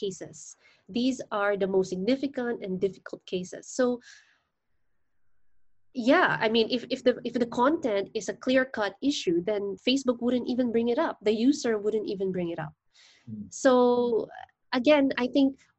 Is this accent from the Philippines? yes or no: yes; Philippines; I'm a lawyer from the Philippines